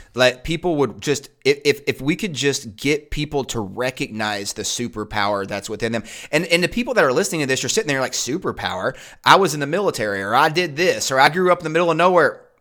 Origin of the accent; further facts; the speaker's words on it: Eastern Kentucky, United States; moved away; I grew up in Eastern Kentucky